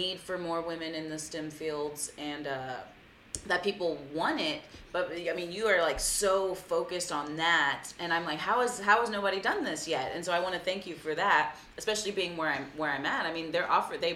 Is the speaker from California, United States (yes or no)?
no; Corpus Christi, Texas, United States; you're born and raised in Corpus, just like me